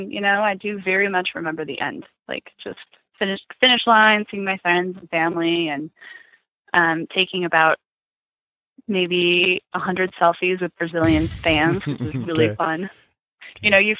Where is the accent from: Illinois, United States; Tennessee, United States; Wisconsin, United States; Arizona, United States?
Arizona, United States; I'm from Arizona